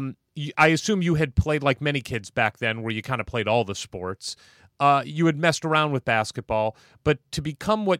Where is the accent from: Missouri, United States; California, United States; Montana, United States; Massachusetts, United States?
Missouri, United States; St. Louis; I grew up in St. Louis, Missouri, which is a baseball town